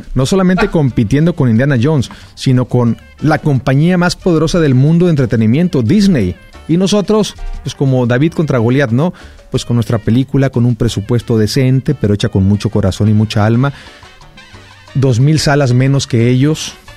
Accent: Xicoténcatl, Tamaulipas, Mexico; moved away as an adult; also born or lived in Ciudad Mante, Tamaulipas / Mexico City / Miami / Los Angeles; Yo nací en Ciudad Mante, Tamaulipas, crecí en Jico, en Jicotencal, Tamaulipas

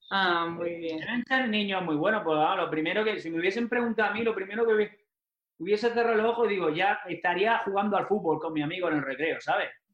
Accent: Almería, Andalusia, Spain; moved away as an adult; also born or lived in Mexico; Nosotros en Almería, yo como nací en Almería

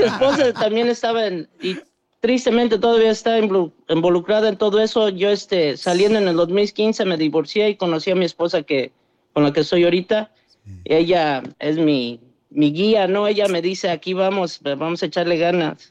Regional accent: Dallas, Texas, United States; also born or lived in Mexico; crecí yo aquí en Dallas, pero pues mi corazón está allá en, en México

